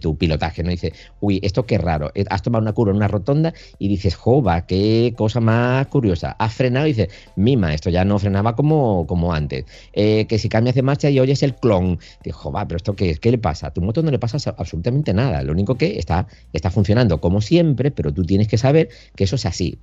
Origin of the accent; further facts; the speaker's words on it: Andalusia, Spain; now in Galicia, Spain; yo soy andaluz, ¿eh? aunque por circunstancias estoy en Galicia